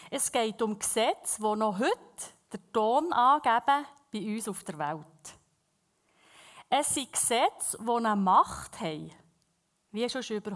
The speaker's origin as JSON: {"language": "German", "region": "Bern", "country": "Switzerland", "accent": "Bernese German", "first_language": "Bernese German", "said": "Ich lese sehr gerne in der Berndeutschen Bibel, weil es ist einfach unsere Muttersprache."}